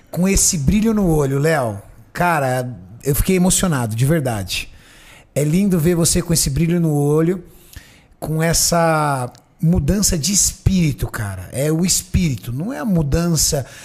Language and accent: Portuguese; Brazil; Eu sou brasileiro e não desisto